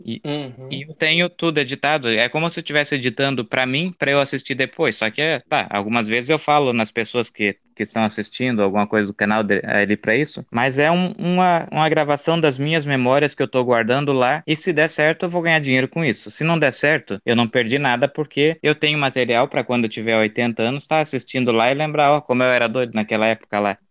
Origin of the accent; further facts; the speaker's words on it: Brazil; moved away as an adult; vim lá do Brasil